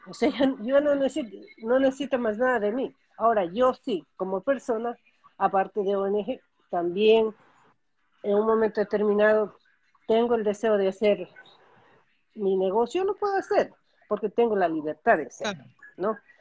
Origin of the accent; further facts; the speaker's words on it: Ecuador; now in United States; yo como ecuatoriana